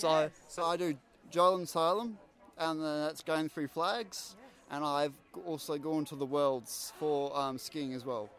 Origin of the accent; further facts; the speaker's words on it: Queensland, Australia; I'm from Queensland